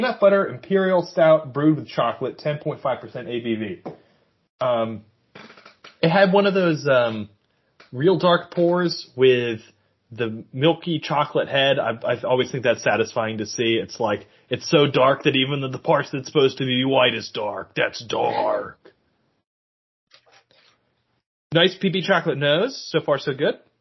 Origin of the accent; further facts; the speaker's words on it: Maryland, United States; moved away; I spent 17 years of my life there